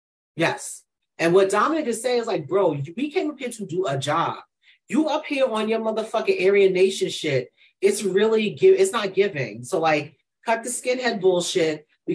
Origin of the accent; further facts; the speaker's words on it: New York, United States; all she knows is I'm from New York.